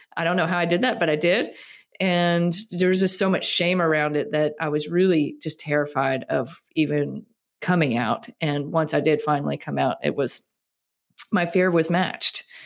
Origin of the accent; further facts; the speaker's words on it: Starkville, Mississippi, United States; moved away as an adult; also born or lived in Colorado; I grew up in Starkville, Mississippi, which is where Mississippi State University is